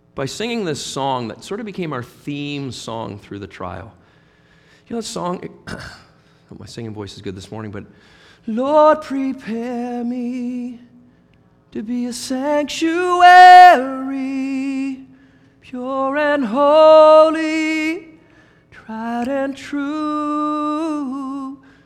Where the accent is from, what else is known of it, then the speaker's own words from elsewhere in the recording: Halifax, Nova Scotia, Canada; moved away as an adult; also born or lived in Guelph; in Halifax, where we were both born and raised.